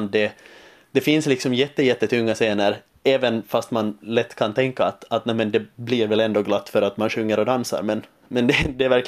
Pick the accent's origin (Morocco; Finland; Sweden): Finland; accent: Finland Swedish; lockande att få jobba på finlandssvenska och inte hela tiden behöva kämpa med att, med att liksom omvandla min dialekt till någon form av, av scensvenska, som det heter här.